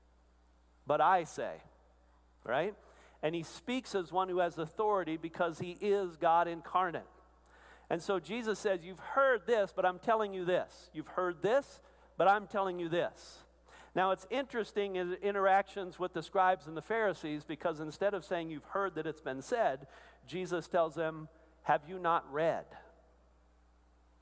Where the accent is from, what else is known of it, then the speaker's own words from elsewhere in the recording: Arkansas, United States; I'm from Arkansas, part of the Arkansas-Louisiana Conference